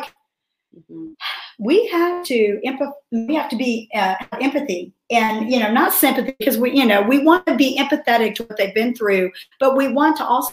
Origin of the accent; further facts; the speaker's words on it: Indianapolis, Indiana, United States; also born or lived in Central Florida; now in Middle Tennessee, United States; I grew up in Indianapolis, Indiana